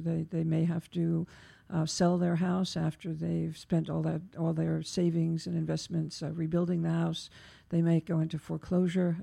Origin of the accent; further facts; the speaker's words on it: New York, United States; as a New Yorker